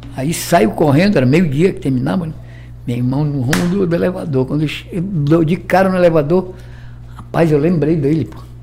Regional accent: Amazonas, Brazil; moved away as an adult; also born or lived in São Paulo; Da minha terra. É, lá do Amazonas.

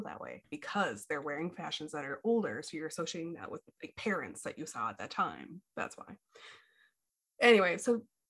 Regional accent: Midwest, United States; we're from the Midwest

